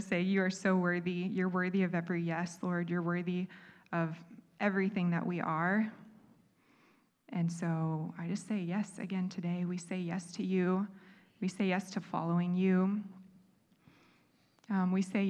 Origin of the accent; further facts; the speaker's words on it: United States; moved away; also born or lived in Bali; us being American